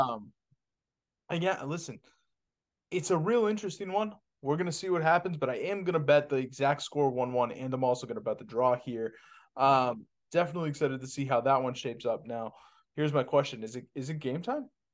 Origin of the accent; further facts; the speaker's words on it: Boston, Massachusetts, United States; I'm from Boston. I grew up with Paul Pierce